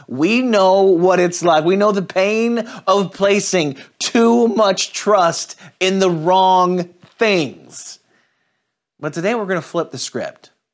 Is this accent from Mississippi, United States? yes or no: no; St. Louis, Missouri, United States; moved away; I'm originally from Saint Louis